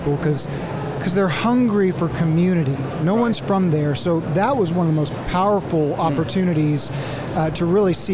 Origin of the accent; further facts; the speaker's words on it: Waco, Texas, United States; moved away as an adult; also born or lived in Washington, D.C.; now in Oklahoma, United States; I'm from Waco, so to the sigh and relief of three generations, I've got that Baylor degree